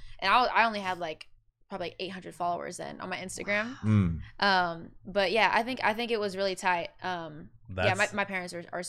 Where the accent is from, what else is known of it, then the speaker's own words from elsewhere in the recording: Lodi, California, United States; I'm from Northern California, though. It's a town called Lodi.